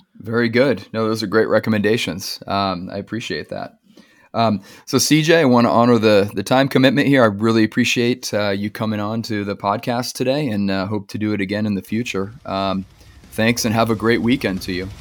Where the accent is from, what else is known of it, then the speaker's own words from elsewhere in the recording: California, United States; being a Californian myself